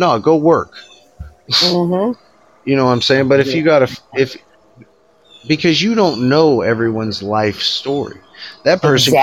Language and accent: English; United States; I'm Native American, all right? And so I was raised up on some reservations